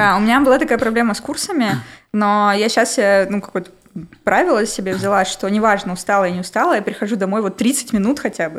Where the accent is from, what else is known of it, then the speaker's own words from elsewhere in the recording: Nevinnomyssk, Stavropol Krai, Russia; moved away as an adult; now in Moscow, Russia; Город Невиномыск, Ставропольский край.